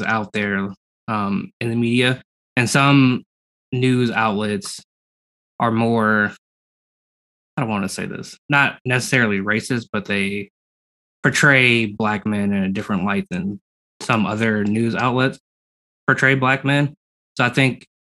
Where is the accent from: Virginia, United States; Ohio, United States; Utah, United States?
Ohio, United States; Toledo; I grew up in Toledo. I went to Maumee High School